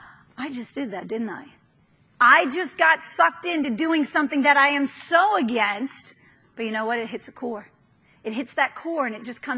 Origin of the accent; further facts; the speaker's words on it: New York, United States; moved away; I'm from New York